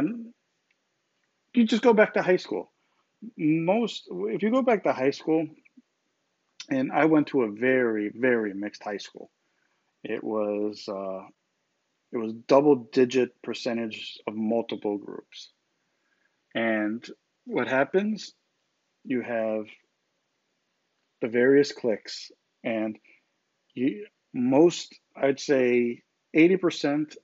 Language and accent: English; United States; I'm an American. I was born in this country.